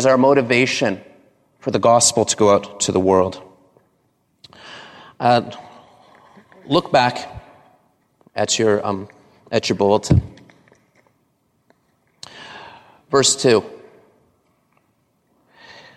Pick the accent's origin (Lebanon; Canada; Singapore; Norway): Canada; I grew up in Canada